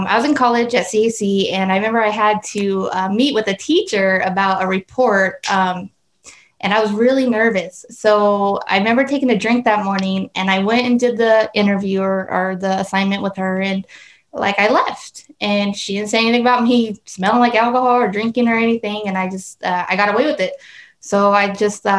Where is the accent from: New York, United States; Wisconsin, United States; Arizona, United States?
Arizona, United States; Casa Grande; I grew up here in Casa Grande, born and raised